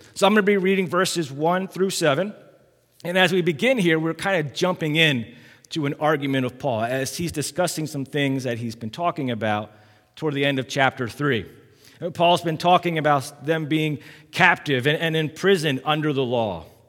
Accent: Massachusetts, Maryland, United States; I was born in Massachusetts, and when I was five years old, we, we moved down here

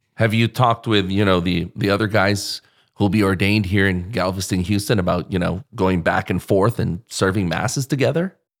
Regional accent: Philippines; I have a Spanish last name, but I'm, I'm Filipino

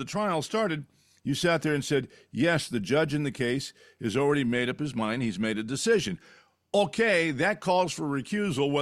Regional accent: Fresno, California, United States; moved away; Fresno, where I grew up

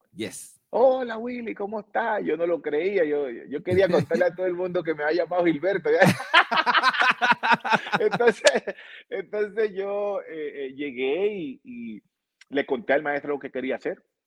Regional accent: Buenaventura, Valle del Cauca, Colombia; now in Cali, Colombia; yo eh, soy colombiano, eh, nací en Buenaventura, que es el Pacífico de, nuestro país. Eh, vivo en Cali hace muchos años

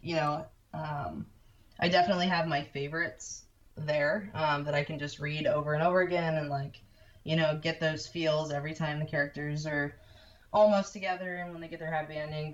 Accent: Lebanon, Ohio, United States; moved away as an adult; now in New York, United States; I'm from Ohio. I've been in New York

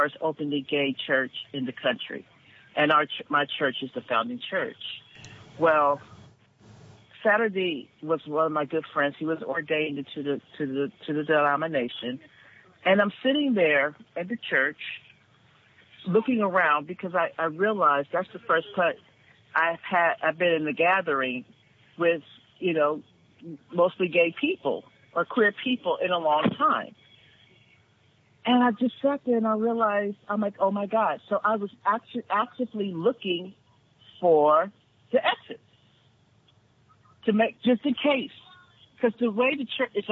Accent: Los Angeles, California, United States; grew up in South Central Los Angeles in the 1980s, in the middle of the crack wars

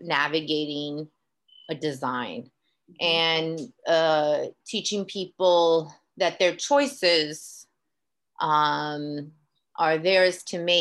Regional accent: Queens, New York, United States; I grew up in Queens, less than a mile and a half from where she's from. I went to high school two blocks from Queensbridge Housing Projects.

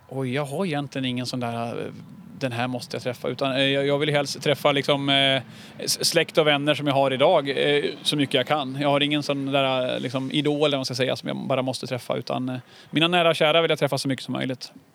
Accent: Härnösand, Västernorrland County, Sweden; moved away as an adult; also born or lived in London; jag är uppväxt inne i Härnösand

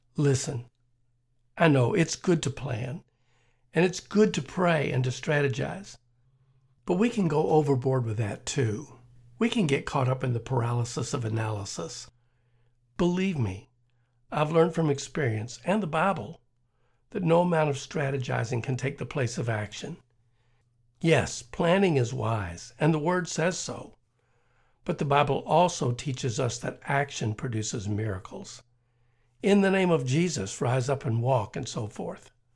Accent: Kentucky, United States; I grew up in Kentucky, which is part of the South

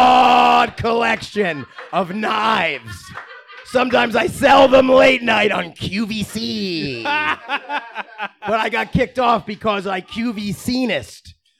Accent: New Jersey, United States; What's the fucking difference? I'm from Jersey.

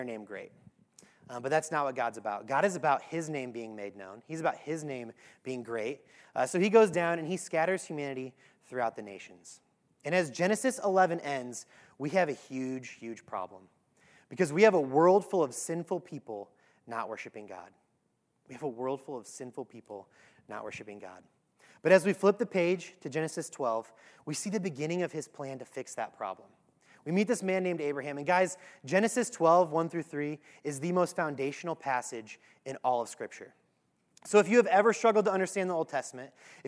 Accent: Normal, Illinois, United States; That's the name of my hometown, Normal, Illinois

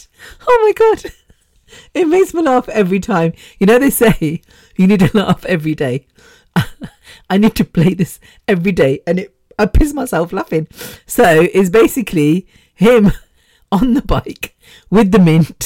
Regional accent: United Kingdom; me as British born

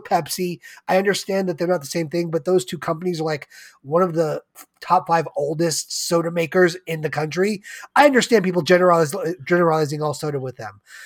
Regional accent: United States; being an American

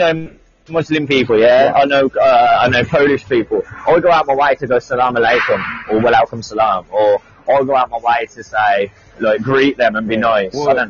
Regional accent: Birmingham, West Midlands, United Kingdom; also born or lived in Plymouth / Nottingham; I'm from Birmingham.

